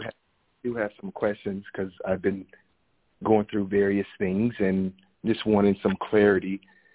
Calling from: Phoenix, Arizona, United States; I'm calling from Arizona, Phoenix, Arizona.

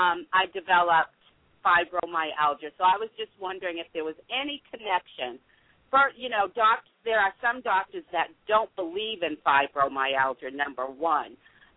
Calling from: Newport News, Virginia, United States; I'm calling from Newport News, Virginia.

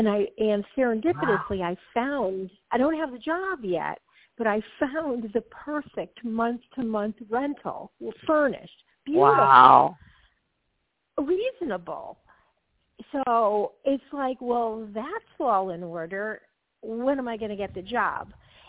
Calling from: Georgia, United States; calling from Georgia.

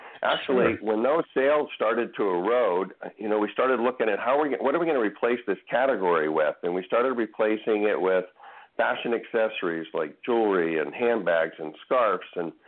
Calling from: Sacramento, California, United States; I'm calling from Northern California up in the Sacramento area.

